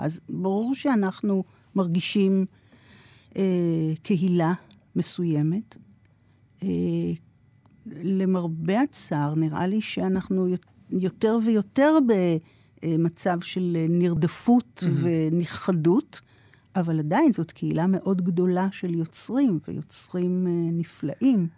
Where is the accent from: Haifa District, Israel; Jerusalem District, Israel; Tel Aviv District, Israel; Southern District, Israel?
Tel Aviv District, Israel; Tel Aviv; גדלתי ברמת אביב mm-hmm. של שנות ה-60